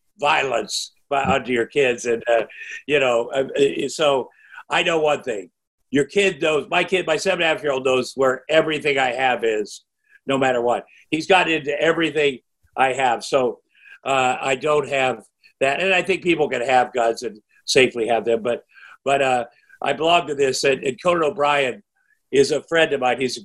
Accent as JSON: {"language": "English", "region": "Iowa", "country": "United States", "tie": "born or raised there", "said": "growing up in Iowa. I have 4 younger brothers. We grew up on a farm"}